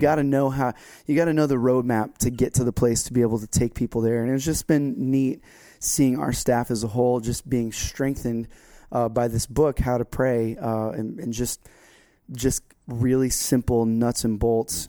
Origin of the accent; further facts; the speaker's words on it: Florida, United States; now in North Carolina, United States; my home state of Florida